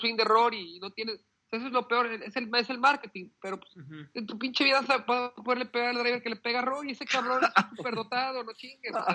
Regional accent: Mexico; somos mexicanos

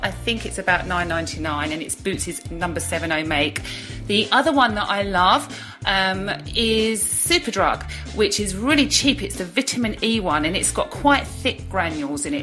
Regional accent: Brentwood, East of England, United Kingdom; my hometown of Brentwood

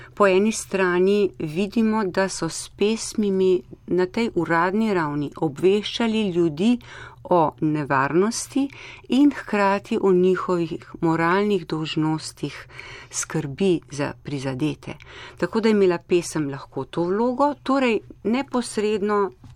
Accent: Slovenia; smo imeli Slovenci v preteklosti to izročilo

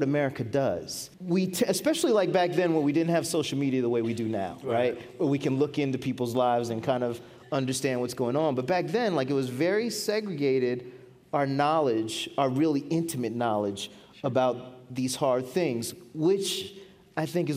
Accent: Florida, United States; Me growing up in Florida, but being an African American boy

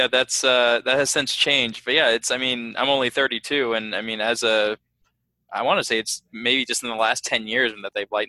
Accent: Dallas, Texas, United States; also born or lived in Chicago; I'm born and raised in Dallas, I used to live in Chicago

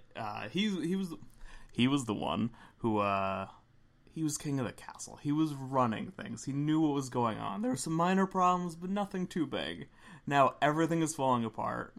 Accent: Philadelphia, Pennsylvania, United States; We're from Philly

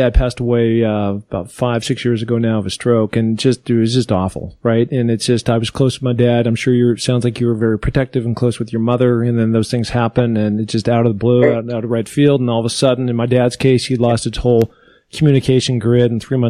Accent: Pacific Northwest, United States; And so growing up in the Northwest, I was just like, I want to become the first NFL guy to climb the seven summits.

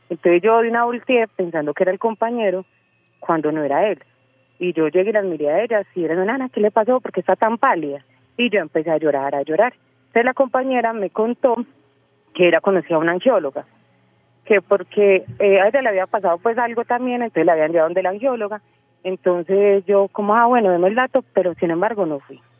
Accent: Medellín, Antioquia, Colombia; soy de Medellín.

